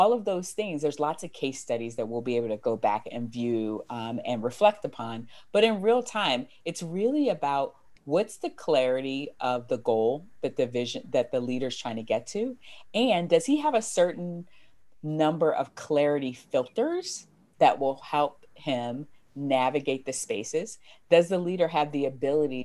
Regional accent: United States; I'm American

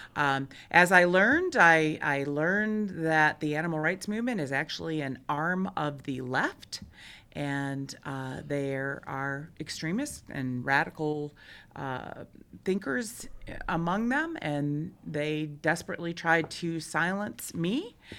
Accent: Michigan, United States; moved away as an adult; now in Montana, United States; I'm originally from Michigan, I came to Montana in nineteen ninety-one on a working vacation

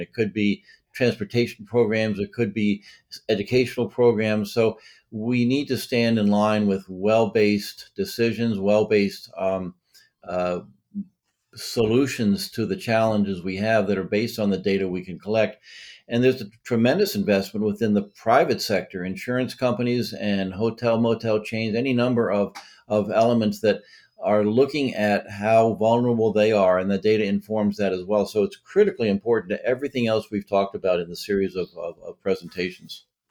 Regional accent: Massachusetts, United States; now in Delaware, United States; I'm from Massachusetts originally.

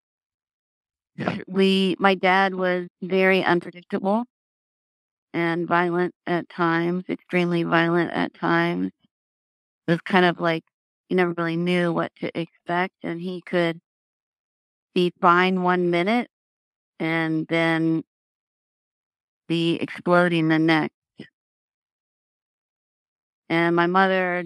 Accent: Tacoma, Washington, United States; I was born in Tacoma, Washington

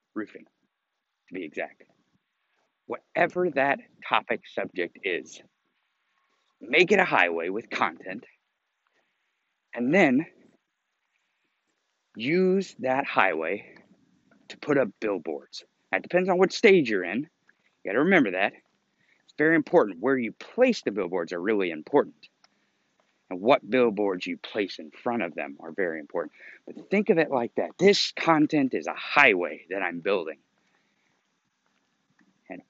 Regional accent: Missouri, United States; I grew up in Missouri

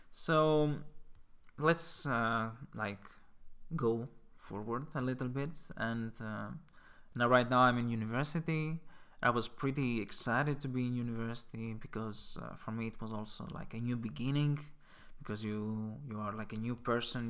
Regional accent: Greece; moved away; I'm from Greece

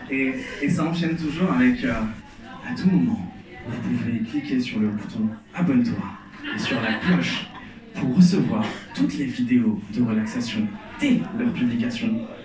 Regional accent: Algeria; Moi, je suis algérien, et euh, quand je dis que je suis algérien, la première question qu'on me pose, c'est

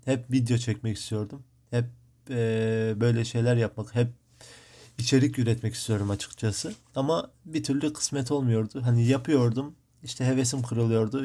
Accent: Midyat, Mardin, Turkey; now in Marmaris, Turkey; Mardin Midyat, Mardin'in Midyat ilçesinde doğdum. Şu an Muğla'nın Marmaris ilçesinde, e, yaşıyorum.

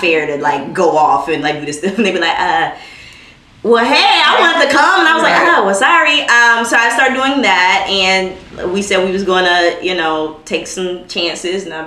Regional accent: Texas, United States; I'm from Texas

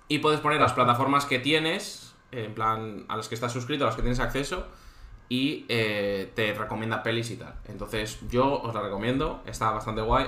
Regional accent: Cantabria, Spain; now in Valencia, Spain; Yo soy de Cantabria, vivo en Valencia

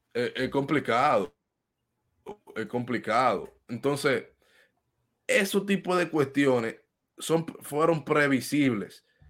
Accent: Dominican Republic; nos concierne como dominicanos

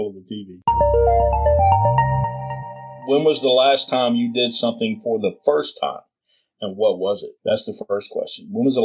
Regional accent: Gulf Coast, United States; moved away; just growing up on the Gulf Coast, and every time we went to the beach over there, it was Panama City

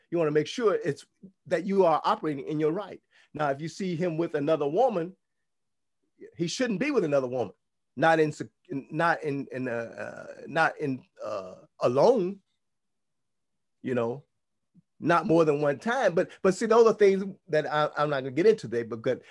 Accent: United States; because we grew up in the United States of America, we grew up in Rome, our mindset is European

